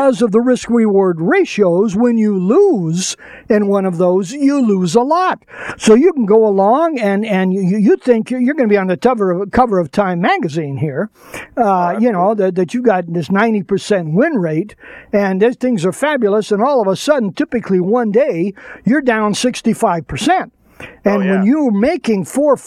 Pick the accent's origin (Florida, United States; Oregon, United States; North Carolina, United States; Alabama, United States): Alabama, United States; Birmingham; I was born in Birmingham, Alabama